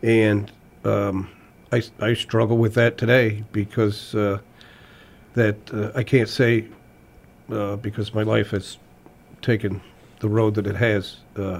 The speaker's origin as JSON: {"language": "English", "town": "Lenox", "region": "Massachusetts", "country": "United States", "tie": "born or raised there", "said": "I was born and raised in Lenox, and I went to grammar school in Lenox"}